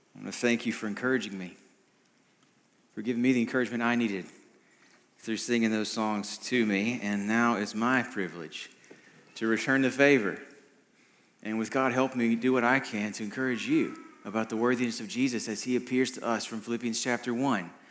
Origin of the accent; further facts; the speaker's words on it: United States; an American like me